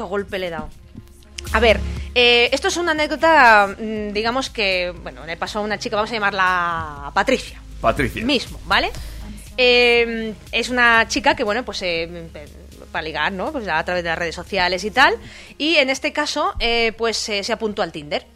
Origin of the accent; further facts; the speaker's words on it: Alicante, Valencian Community, Spain; now in Pamplona, Spain; yo vengo de Alicante